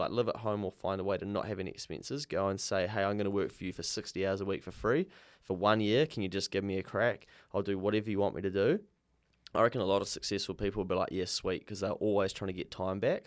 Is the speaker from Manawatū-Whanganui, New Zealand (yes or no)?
yes; Dannevirke, Manawatū-Whanganui, New Zealand; I grew up in Danyburgh and went to a small rural school out in the country